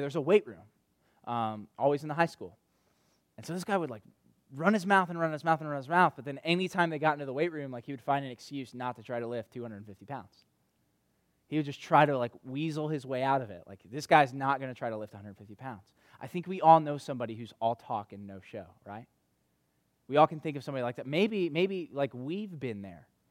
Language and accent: English; North Carolina, United States; moved away; in the community that I grew up in back in North Carolina